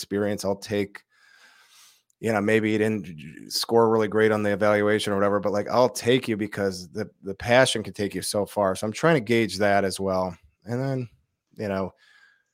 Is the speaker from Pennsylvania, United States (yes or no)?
no; Detroit, Michigan, United States; moved away; also born or lived in Chicago; I grew up in Detroit